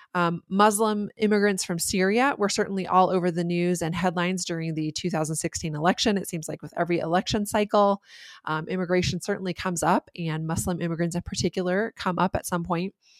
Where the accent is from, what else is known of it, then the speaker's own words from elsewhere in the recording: United States; as Americans living in a nation built on immigration